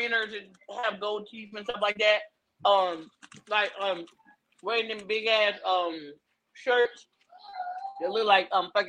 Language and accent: English; Tennessee, United States; also born or lived in Columbus, Ohio; And you've been in Tennessee since you was one. I'm from Columbus, Ohio. I'm from up north.